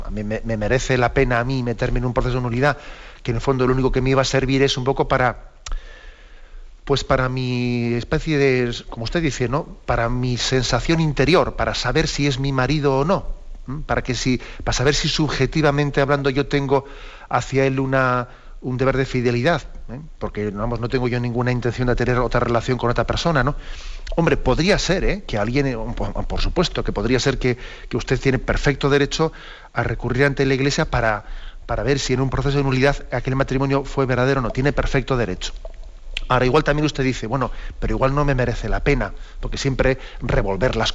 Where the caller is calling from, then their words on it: Madrid, Community of Madrid, Spain; de Madrid.